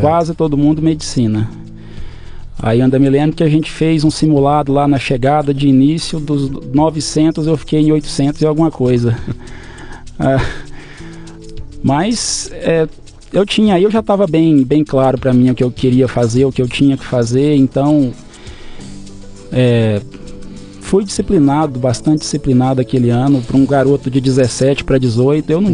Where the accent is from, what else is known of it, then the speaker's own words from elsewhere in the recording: Adelândia, Goiás, Brazil; moved away as an adult; also born or lived in Cuiabá, Mato Grosso; now in Matupá, Brazil; Eu nasci em Adelândia, uma cidade no interior de Goiás